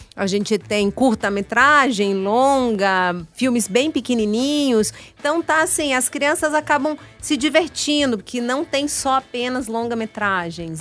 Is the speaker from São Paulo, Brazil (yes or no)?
no; Paraná, Brazil; now in Brasília, Brazil; Eu sou, eu sou paranaense, mas moro em Brasília, já me considero uma brasiliense